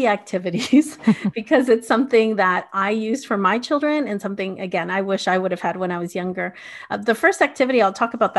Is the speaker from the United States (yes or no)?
no; Canada; also born or lived in Bolivia; so my family is from Bolivia and I was born in Canada, but I lived 7 years going back and forth. My mom remained in Bolivia and then we came back with my dad to Canada.